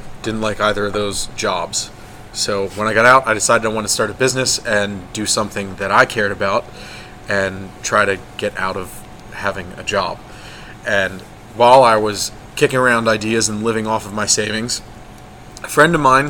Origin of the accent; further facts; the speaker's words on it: Chambersburg, Pennsylvania, United States; Chambersburg, Pennsylvania.